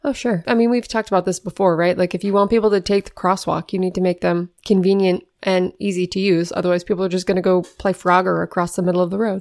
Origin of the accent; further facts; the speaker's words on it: Renton, Washington, United States; moved away; also born or lived in Baltimore / Philadelphia; I grew up in Renton, Washington, suburb of Seattle.